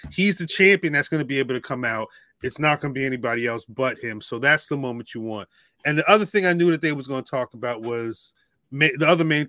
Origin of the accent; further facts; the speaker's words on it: Baltimore, Maryland, United States; I'm from Baltimore. I'm from Baltimore.